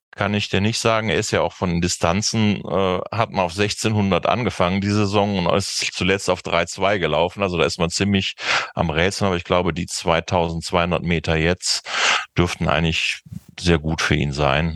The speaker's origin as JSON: {"language": "German", "town": "Cologne", "region": "North Rhine-Westphalia", "country": "Germany", "said": "als Kölner wette ich"}